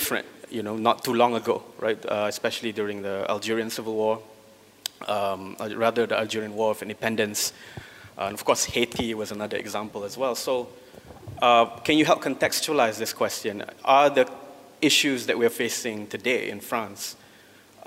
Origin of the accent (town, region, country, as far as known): Malaysia